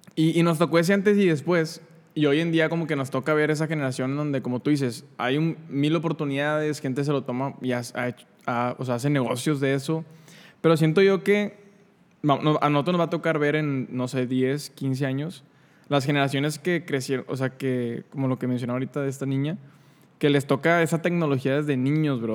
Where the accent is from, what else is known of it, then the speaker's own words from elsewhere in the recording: San Nicolás de los Garza, Nuevo León, Mexico; yo vivía en San Nicolás cuando, cuando era niño